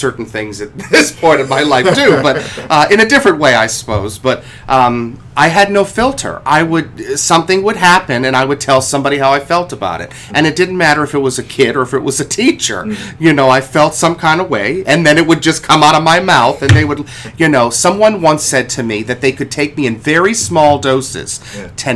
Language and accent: English; Cleveland, Ohio, United States; where I grew up in Cleveland, Ohio, I was 4 years old